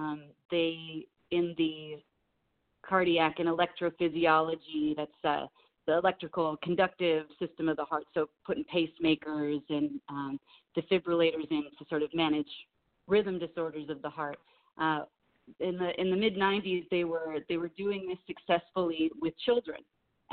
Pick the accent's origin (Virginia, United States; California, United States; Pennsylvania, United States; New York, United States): California, United States; Los Angeles; I was raised here in the San Fernando Valley and in Los Angeles, so I grew up watching Laker games